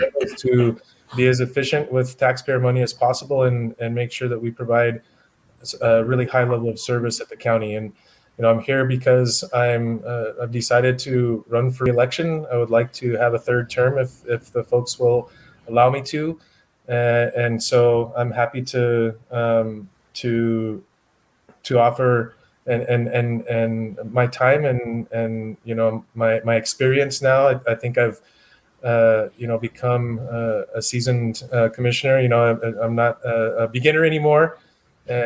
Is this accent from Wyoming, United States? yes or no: yes; Wyoming, United States; now in El Paso, United States; I'm originally from Wyoming. I moved to El Paso